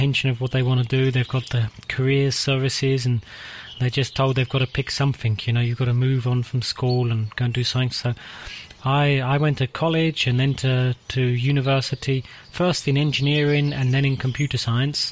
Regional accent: England, United Kingdom; moved away as an adult; now in Czech Republic; I am English

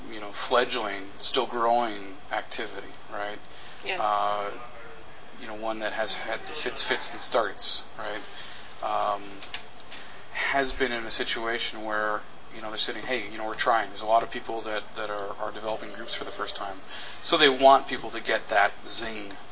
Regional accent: Winnipeg, Manitoba, Canada; And it was founded in my hometown of Winnipeg, uh, Manitoba in Canada

